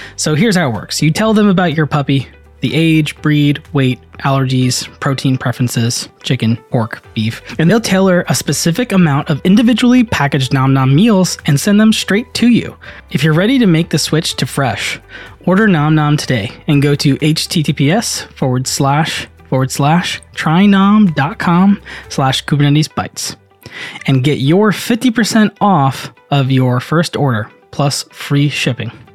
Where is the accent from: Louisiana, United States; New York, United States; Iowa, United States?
New York, United States; I grew up in New York